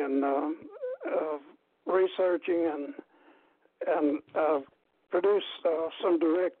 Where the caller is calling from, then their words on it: Dalton, Georgia, United States; I'm in Dalton, Georgia.